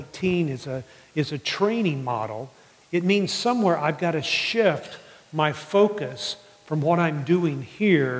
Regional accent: New Orleans, Louisiana, United States; moved away; I grew up in New Orleans

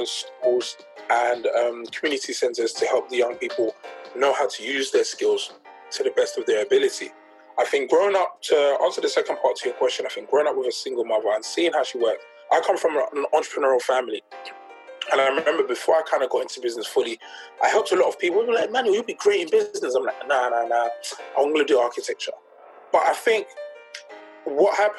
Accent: London, United Kingdom; I grew up in Peckham, South East London

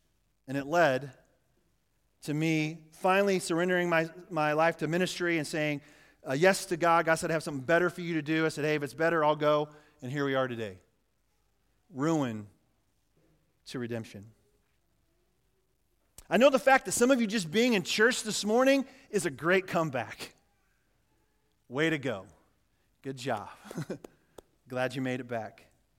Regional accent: Yates Center, Kansas, United States; the little church I grew up in Yates Center, Kansas.

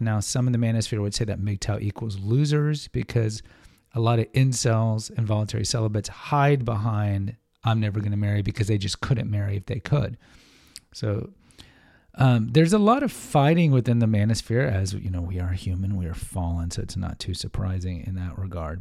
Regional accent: Houston, Texas, United States; I'm a Texan guy, but I grew up in Houston

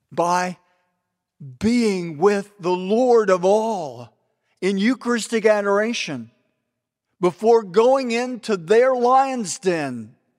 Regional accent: Texas, United States; we're both from Texas

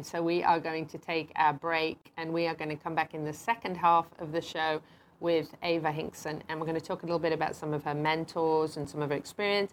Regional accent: England, United Kingdom; moved away; growing up in England

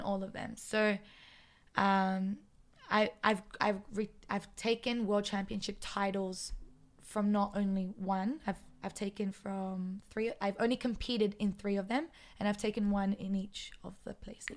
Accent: Sydney, New South Wales, Australia; now in Israel; I'm from Sydney

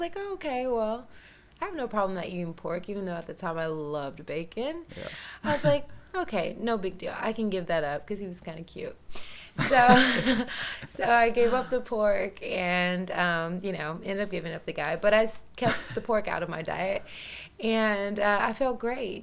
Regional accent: Humboldt, Tennessee, United States; moved away; I'm from Humboldt, Tennessee. I'm a Southern girl. I grew up in the country.

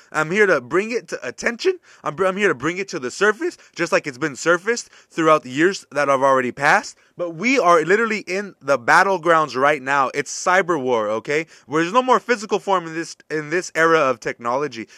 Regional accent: United States; as an American

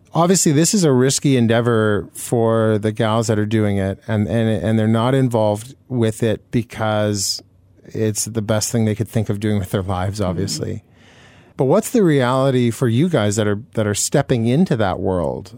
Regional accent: Manitoba, Canada; I grew up in Manitoba

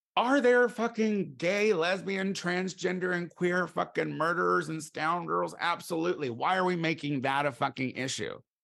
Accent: United States; me as an American

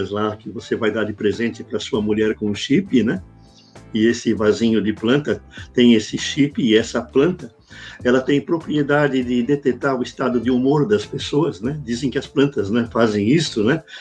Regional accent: Brazil; tem lá a indicação do que eu sou brasileiro

